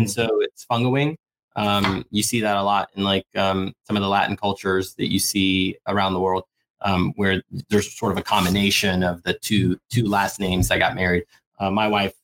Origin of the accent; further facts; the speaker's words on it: Suriname; I was born in Suriname. It's a small country north of Brazil, former Dutch Guyana